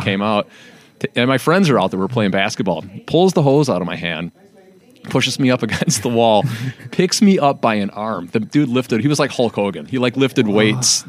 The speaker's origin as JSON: {"language": "English", "town": "Calumet City", "region": "Illinois", "country": "United States", "tie": "born or raised there", "said": "me and my brother were raised in Calumet City"}